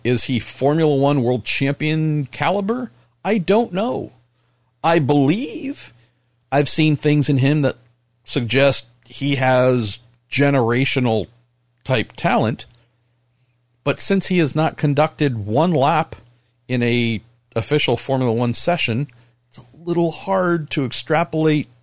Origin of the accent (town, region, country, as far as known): California, United States